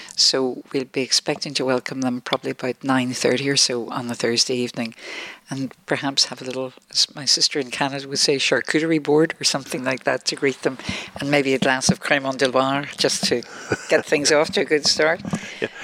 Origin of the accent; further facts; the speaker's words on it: Ireland; being Irish